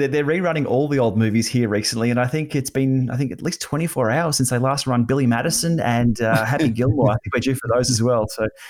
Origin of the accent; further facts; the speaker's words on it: Australia; as an Aussie